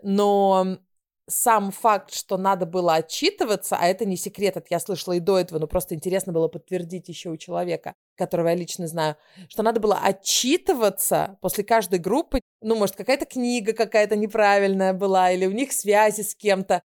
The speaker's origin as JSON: {"language": "Russian", "region": "Moscow", "country": "Russia", "tie": "born or raised there", "also_born_or_lived": "Israel", "moved": "as an adult", "lives_now": "Stockholm, Sweden", "said": "я из Москвы"}